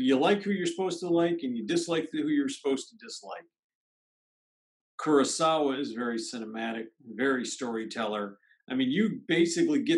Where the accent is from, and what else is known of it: United States